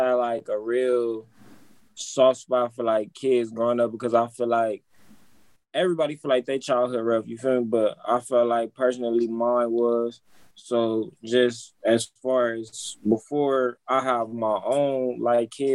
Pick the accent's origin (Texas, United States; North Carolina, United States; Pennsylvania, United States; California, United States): California, United States; Compton; I'm from Compton